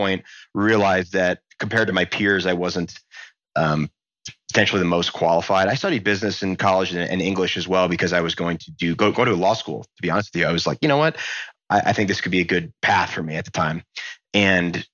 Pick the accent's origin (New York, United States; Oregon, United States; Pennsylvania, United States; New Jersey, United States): New Jersey, United States; Montgomery; I was a kid from New Jersey